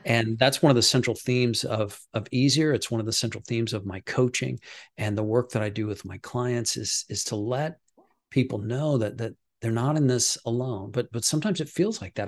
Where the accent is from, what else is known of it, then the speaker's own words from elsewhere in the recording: Midwest, United States; I'm from the Midwest